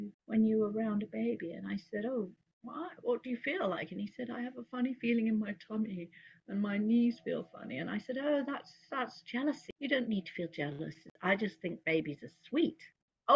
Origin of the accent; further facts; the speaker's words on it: London, United Kingdom; now in New York, United States; I was born in London